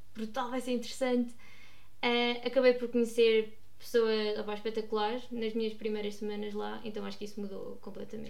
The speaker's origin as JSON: {"language": "Portuguese", "town": "Guarda", "region": "Centro", "country": "Portugal", "tie": "born or raised there", "also_born_or_lived": "Lisbon", "moved": "as an adult", "said": "sou natural da Guarda"}